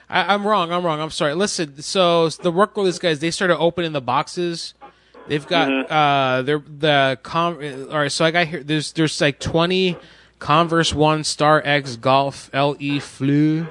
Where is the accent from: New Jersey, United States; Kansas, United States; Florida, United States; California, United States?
Florida, United States; I was born in Florida